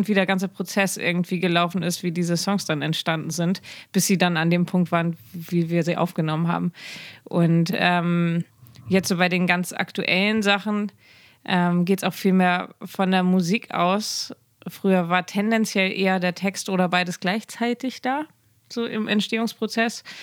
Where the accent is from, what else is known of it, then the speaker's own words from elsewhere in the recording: Schleswig-Holstein, Germany; first language German; ich bin in Schleswig-Holstein aufgewachsen